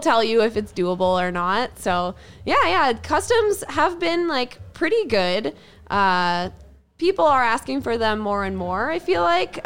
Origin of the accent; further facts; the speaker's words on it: Ontario, Canada; also born or lived in Lake Louise; now in Edmonton, Canada; I'm originally from Ontario